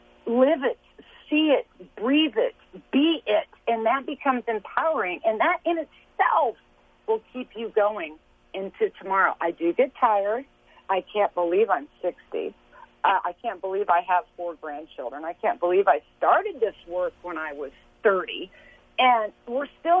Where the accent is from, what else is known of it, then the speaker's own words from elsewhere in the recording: Lawrence, Kansas, United States; I was born and raised in Lawrence, Kansas